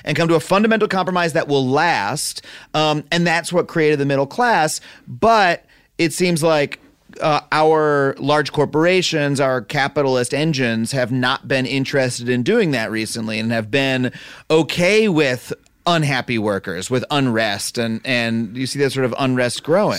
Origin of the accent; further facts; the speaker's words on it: United States; me as an American